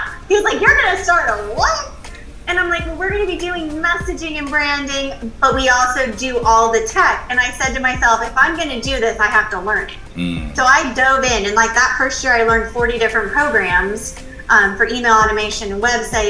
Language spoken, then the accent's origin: English; California, United States; I came from California. I now live in the Carolinas